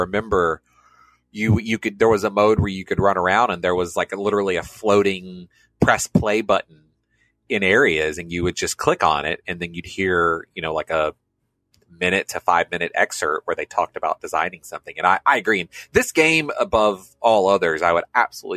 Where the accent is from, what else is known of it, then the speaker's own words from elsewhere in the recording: United States; as an American